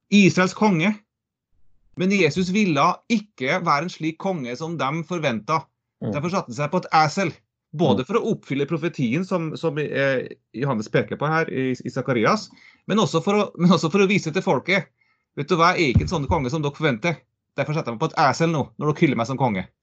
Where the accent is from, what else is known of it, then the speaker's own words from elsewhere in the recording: Trøndelag, Norway; Jeg er trønder, jeg er heltrønder